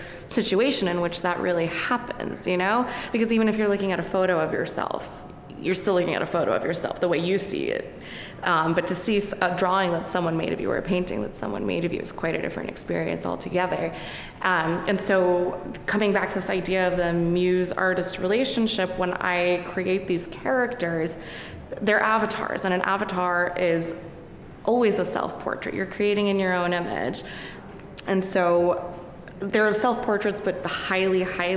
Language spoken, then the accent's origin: English; New Jersey, United States; also born or lived in Manhattan, New York; I was born in Manhattan, but I was raised in New Jersey